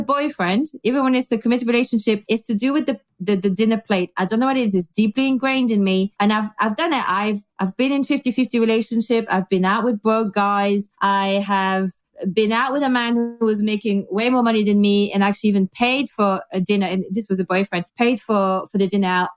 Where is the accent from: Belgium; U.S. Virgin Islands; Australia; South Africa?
Belgium; now in London, United Kingdom; I grew up in Belgium